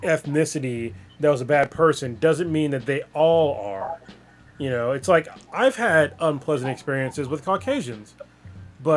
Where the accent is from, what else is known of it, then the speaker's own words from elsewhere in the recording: Bay Area, California, United States; being born and raised in the Bay Area